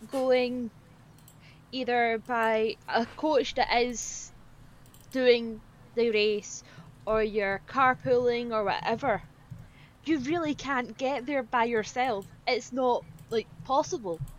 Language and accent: English; United Kingdom; even as a British person.